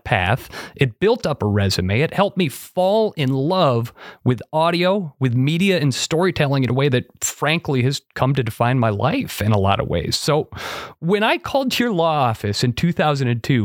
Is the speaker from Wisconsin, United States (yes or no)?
yes; Monroe, Wisconsin, United States; my hometown of Monroe, Wisconsin